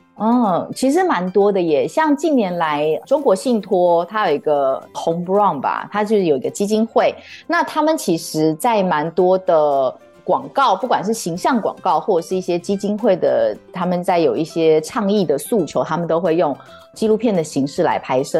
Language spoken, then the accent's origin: Chinese; Taiwan; also born or lived in France; 我自己从小就是在眷村长大